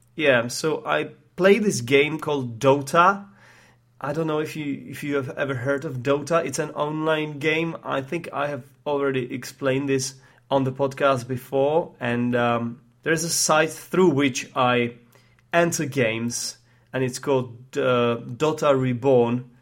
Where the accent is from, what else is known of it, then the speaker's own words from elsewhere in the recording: Prague, Czechia; English is a second language; moved away as an adult; I grew up in Prague, uh, the capital of the Czech Republic.